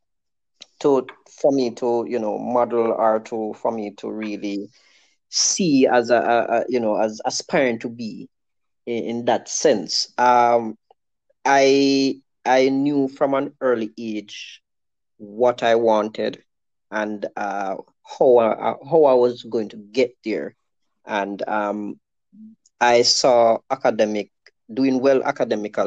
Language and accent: English; Westmoreland, Jamaica; I grew up in Maras Lane in Westmoreland